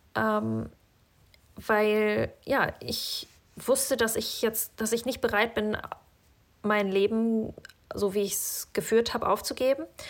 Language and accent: German; Northern Germany, Germany; moved away as an adult; also born or lived in Kazakhstan; now in Norway; Da, wo ich aufgewachsen bin in Norddeutschland, ist irgendwie alles so eine graue Masse